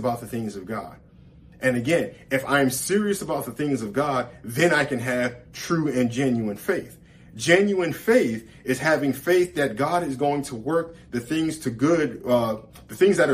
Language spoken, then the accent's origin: English; New York, United States; as a kid growing up in New York